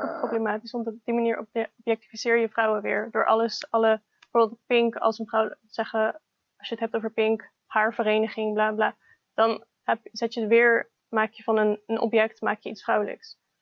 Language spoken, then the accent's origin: Dutch; Utrecht, Netherlands; also born or lived in Almere; En ik ben opgegroeid in Utrecht.